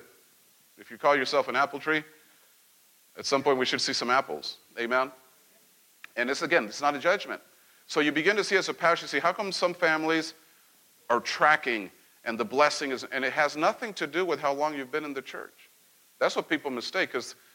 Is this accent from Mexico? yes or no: yes; central Mexico, Mexico; moved away; Growing up in Mexico and central Mexico.